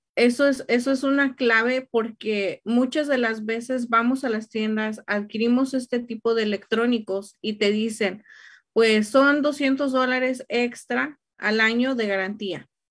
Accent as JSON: {"language": "Spanish", "country": "Mexico", "moved": "yes", "lives_now": "Riverside, United States", "said": "soy mexicana"}